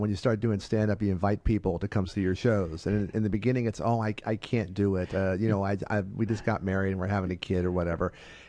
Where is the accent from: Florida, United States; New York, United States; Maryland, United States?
Maryland, United States; Baltimore; moved away as an adult; also born or lived in Evansville, Indiana / California; now in Los Angeles, United States; So I grew up in Maryland. I went to high school in Baltimore.